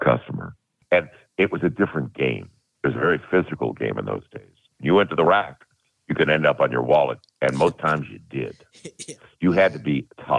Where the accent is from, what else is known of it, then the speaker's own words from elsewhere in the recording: St. Louis, Missouri, United States; I grew up in St. Louis